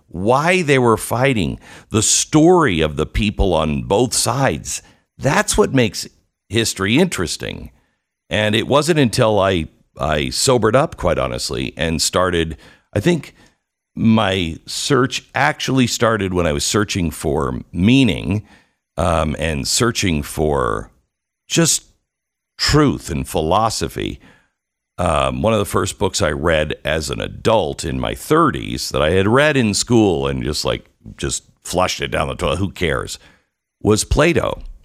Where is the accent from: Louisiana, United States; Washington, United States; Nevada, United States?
Washington, United States; Mount Vernon; I grew up in Mount Vernon, Washington.